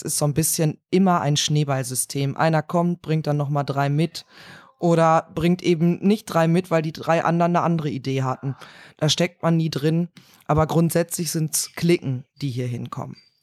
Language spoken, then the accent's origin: German; Cologne, North Rhine-Westphalia, Germany; bin Kölnerin, lebe dort im Kölner Süden